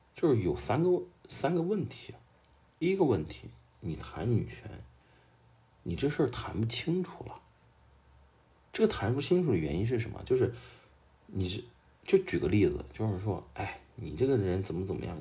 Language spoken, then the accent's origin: Chinese; Xuzhou, Jiangsu, China; 我出生在一个小小城市，江苏徐州，但是我都不是徐州市的人。 我是周边的一个矿区长大的一个小孩儿